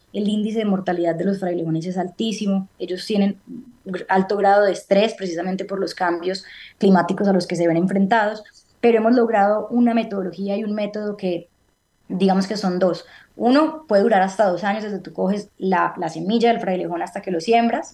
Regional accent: Colombia; por el hecho de haber nacido en este país

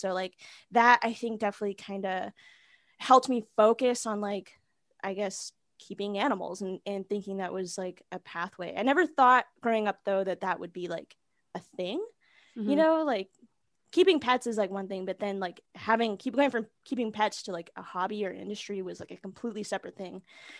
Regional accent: Pacific Northwest, United States; like, as a little girl, like growing up in Pacific Northwest, like, you know, I mean, growing up in the mid to early 90s

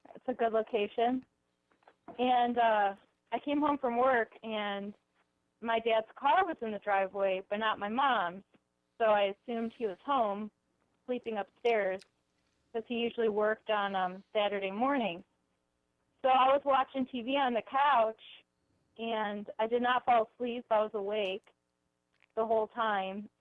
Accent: Cleveland, Ohio, United States; I'm from Cleveland

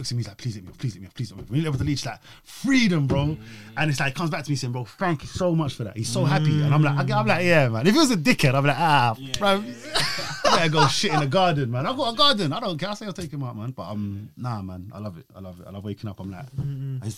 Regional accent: London, United Kingdom; also born or lived in Kilburn / Golders Green; I'm born and raised in Mozart West

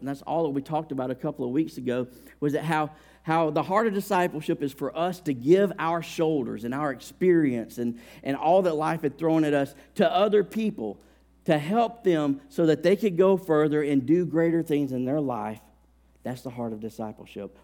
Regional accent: Alabama, United States; I grew up in Alabama

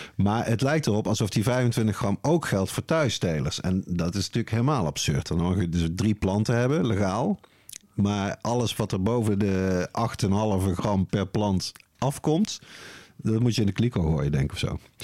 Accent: Netherlands; ik dan als Nederlander

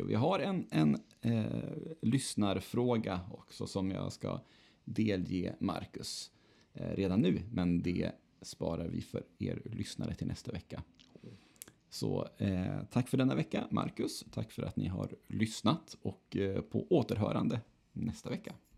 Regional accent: Örnsköldsvik, Västernorrland County, Sweden; now in Gothenburg, Sweden; man har mellandagen och nyår hemma i Övik

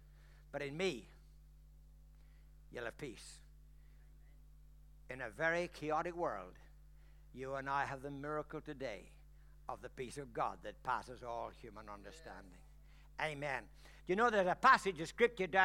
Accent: Ireland; I'm Irish

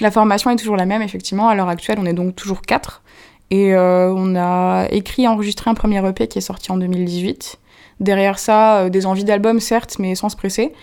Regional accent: Moselle, Lorraine, Grand Est, France; now in Paris, France; je viens d'un petit village mosellan, euh, où j'ai grandi

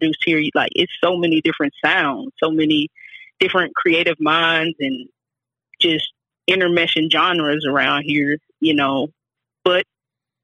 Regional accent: Kennett, Missouri, United States; also born or lived in Kansas City, Missouri; now in Atlanta, United States; I was born in Kansas City, but I was raised small town, Kennett, Missouri

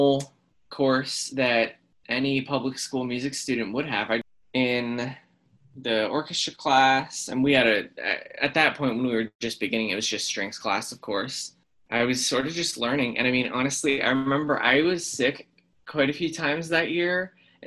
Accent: Hilliard, Ohio, United States; I'm from Hilliard, Ohio

